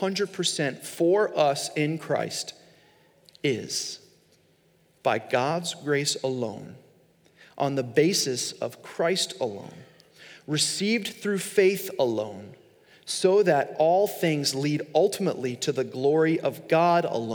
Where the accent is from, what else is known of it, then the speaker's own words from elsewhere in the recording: Long Island, New York, United States; I grew up in Long Island, New York